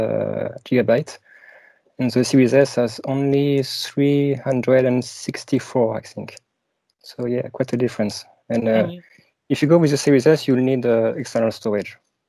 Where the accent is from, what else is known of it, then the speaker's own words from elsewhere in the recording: France; accent: French; English is a second language; So I'm French, as you can tell from my accent. And I'm also based in France.